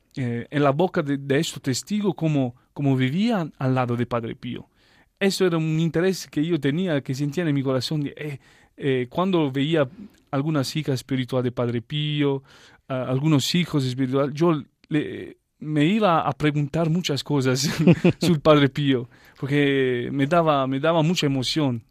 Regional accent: Taranto, Apulia, Italy; Spanish is a second language; moved away as an adult; now in Belgium; desde Taranto donde yo nací y crecí

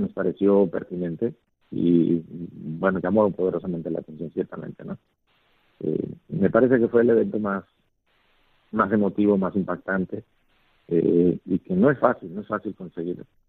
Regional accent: Puerto Armuelles, Chiriquí, Panama; also born or lived in Valencia, Spain / Zaragoza, Spain / Totonicapán, Guatemala; compartir como panameños una misma experiencia

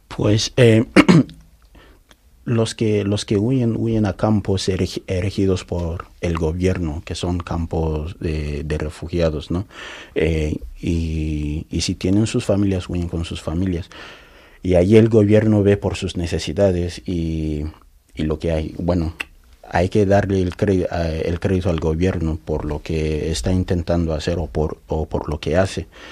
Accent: Yola, Adamawa, Nigeria; Spanish is a second language; also born or lived in Nnobi, southeast Nigeria; now in Spain; yo nací en Nonicha, eh, sureste de Nigeria, que es mi raíz natal, pero desde mi infancia eh, he pasado la mayor parte de mi vida en Yola, en noreste de Nigeria

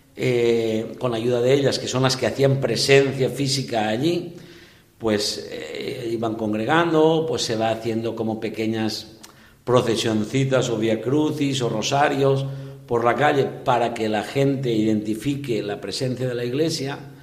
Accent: Gata de Gorgos, Valencian Community, Spain; moved away as an adult; also born or lived in Barxeta / Ondara; now in Peru; soy de Gata de Gorgos, que es provincia de Alicante, pero diócesis de Valencia.

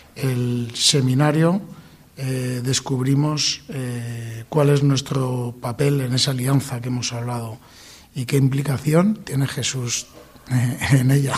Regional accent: Valencian Community, Spain; nosotros somos valencianos

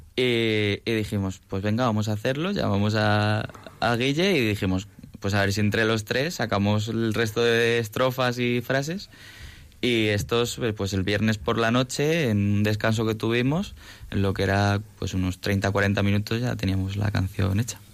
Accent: Toledo, Castilla-La Mancha, Spain; now in Madrid, Spain; nací en Madrid, pero me he criado en Toledo. Entonces, sí, soy de Toledo adoptivo

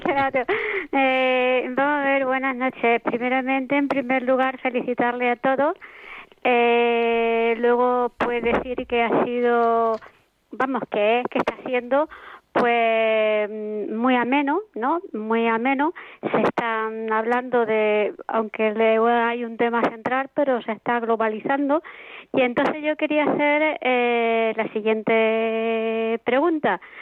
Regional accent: Andalusia, Spain; yo que soy de Andalucía, pues somos muy sociables, muy de calle

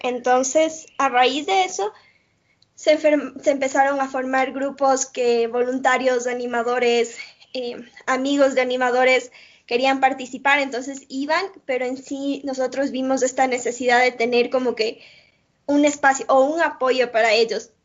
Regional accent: Ecuador; soy de Ecuador

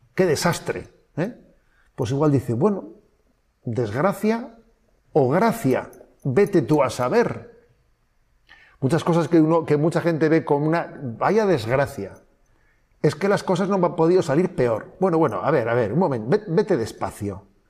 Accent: Spain; avanzados somos los españoles

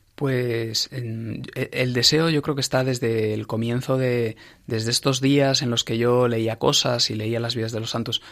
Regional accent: Ávila, Castile and León, Spain; moved away as an adult; also born or lived in Madrid; yo pasé mi infancia y mi adolescencia en Ávila

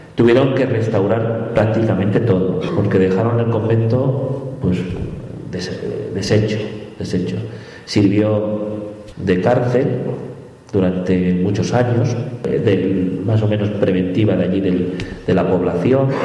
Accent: La Paz, Bolivia; Nací en La Paz, en Bolivia, de padre boliviano y madre española. Desde muy pequeño estuve en contacto con la Merced, con la parroquia de la Merced

